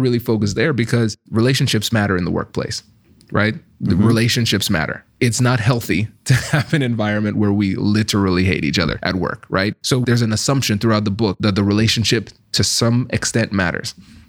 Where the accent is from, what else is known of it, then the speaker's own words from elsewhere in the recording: Tiffin, Ohio, United States; accent: Caribbean; So I'm from Tiffin, Ohio, mm-hmm. right? So I'm from those places that you were right. just describing, right? So imagine a Caribbean American guy, mm-hmm. the only black kid in the school and with a strong Caribbean accent.